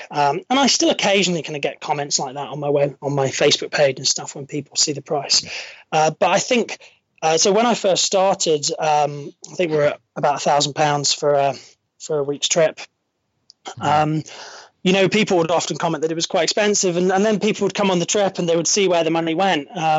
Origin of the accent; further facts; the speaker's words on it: Stirling, Scotland, United Kingdom; I know I don't sound it, but I'm a local. I was brought up in Stirling, central Scotland.